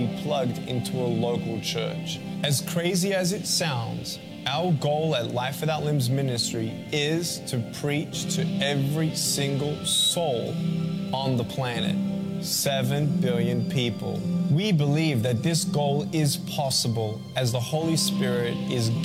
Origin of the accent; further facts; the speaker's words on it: Melbourne, Victoria, Australia; I was born in Melbourne, Australia, 1982